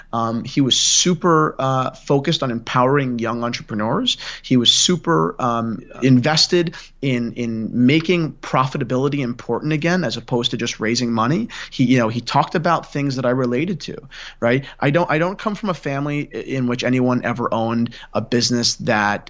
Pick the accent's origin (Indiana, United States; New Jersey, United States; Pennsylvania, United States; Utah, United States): New Jersey, United States; near Gary Vaynerchuk's wine shop; I grew up 15 minutes from Gary's wine shop